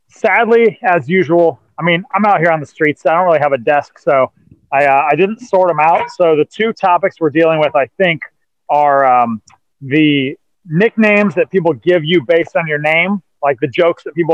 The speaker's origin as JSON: {"language": "English", "town": "Anaheim", "region": "California", "country": "United States", "tie": "born or raised there", "said": "I grew up in Anaheim, and people always wanted to put an accent on it uh, so it rhymed with Jose."}